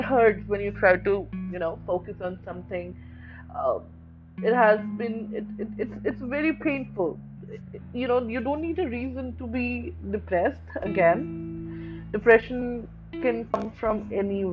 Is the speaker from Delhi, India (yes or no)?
yes; New Delhi, Delhi, India; I'm from New Delhi